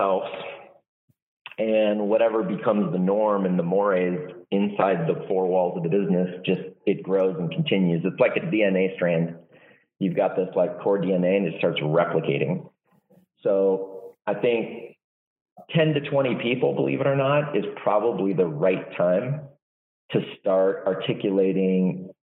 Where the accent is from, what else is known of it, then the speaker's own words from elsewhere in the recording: Walnut Creek, California, United States; I'm from the Bay Area. I was born in Walnut Creek, grew up there